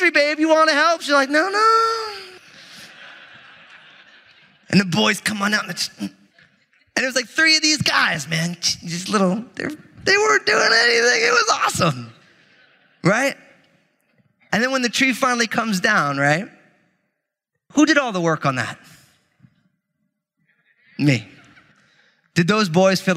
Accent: New Jersey, United States; moved away; I'm from New Jersey

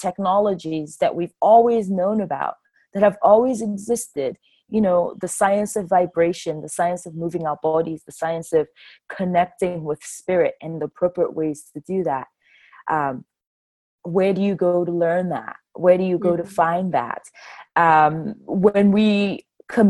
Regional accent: Enugu, Enugu State, Nigeria; I'm originally from Enugu. I'm an Igbo woman, and basically our people are located in the southeast region of Nigeria

